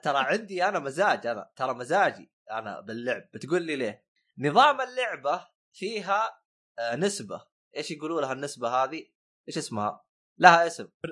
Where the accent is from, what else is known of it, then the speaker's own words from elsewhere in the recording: northern Saudi Arabia, Saudi Arabia; also born or lived in Western Region, Saudi Arabia; انا اعتبر شمالي